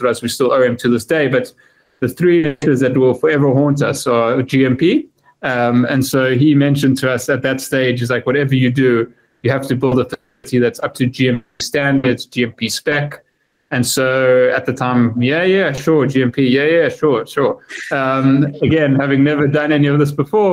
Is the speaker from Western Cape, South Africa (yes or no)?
no; Johannesburg, Gauteng, South Africa; moved away as an adult; now in United Kingdom; I'm originally from Johannesburg, born and bred, but I haven't lived there for a while now